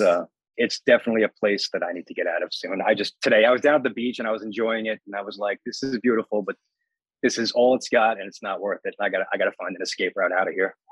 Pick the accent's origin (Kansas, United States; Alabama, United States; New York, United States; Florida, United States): New York, United States; Long Island; I'm from Long Island